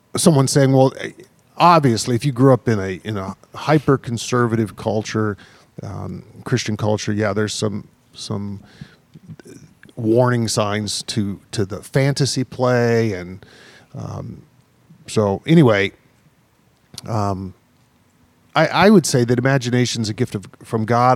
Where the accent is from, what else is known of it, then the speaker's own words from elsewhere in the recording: the South, United States; the church I grew up in the South, uh, you know, a Baptist church